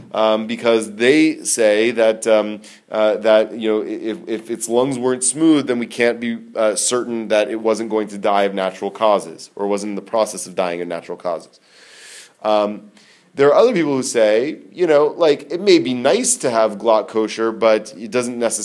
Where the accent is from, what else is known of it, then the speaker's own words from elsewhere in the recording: United States; also born or lived in Israel; growing up in America